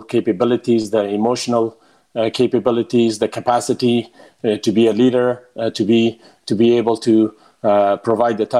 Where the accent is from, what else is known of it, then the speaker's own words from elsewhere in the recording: United States; also born or lived in Afghanistan (ancestry); As an American